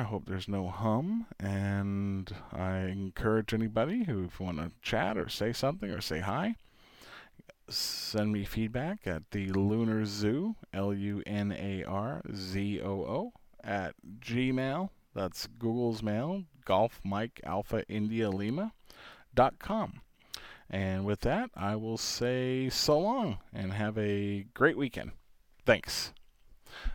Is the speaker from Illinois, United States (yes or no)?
no; New York, United States; Considering I'm from New York and all, yes, I was actually born in New York.